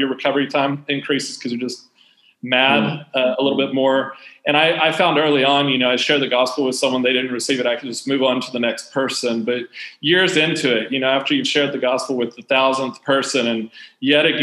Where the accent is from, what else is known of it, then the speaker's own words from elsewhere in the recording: United States; moved away; when I was growing up in the States